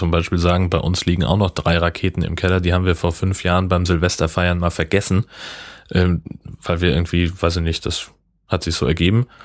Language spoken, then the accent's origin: German; Hesse, Germany; Nee, Heimatdorf da wo ich groß geworden bin, äh, in Hessen, äh, da gibt's